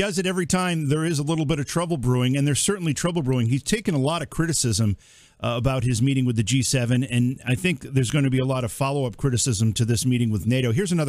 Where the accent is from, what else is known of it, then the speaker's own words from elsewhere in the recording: Cooperstown, New York, United States; my hometown here where you once lived, Cooperstown, New York.